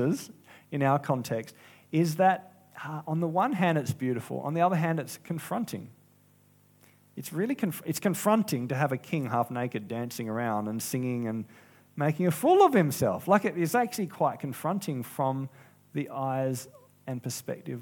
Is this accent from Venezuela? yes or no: no; South Australia, Australia; I'm from South Australia